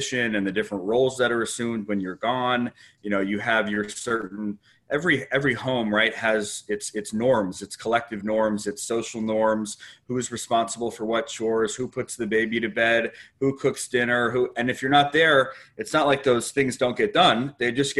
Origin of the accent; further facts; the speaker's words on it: Los Angeles, California, United States; moved away as an adult; I'm from San Fernando Valley originally, but I haven't lived there for probably close to 20 years now. Since I moved away to college